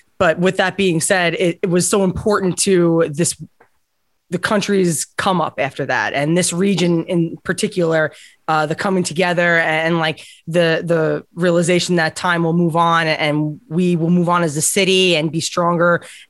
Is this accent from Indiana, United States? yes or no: no; Islip, New York, United States; I grew up in Islip